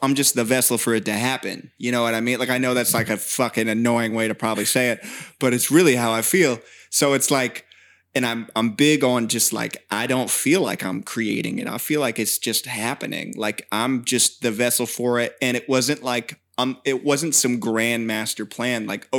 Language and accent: English; Fair Oaks, California, United States; Born and raised. This is I'm in Sac County. I'm Sacramento. Like, this is my place.